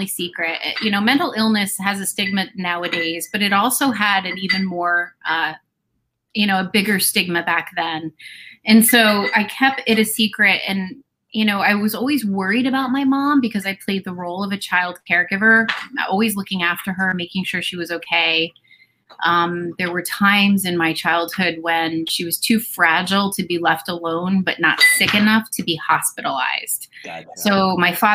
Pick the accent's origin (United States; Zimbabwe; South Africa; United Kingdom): United States; New Jersey; moved away; I am, you know, and after my divorce, I moved back to my hometown. So I am living in my hometown where I grew up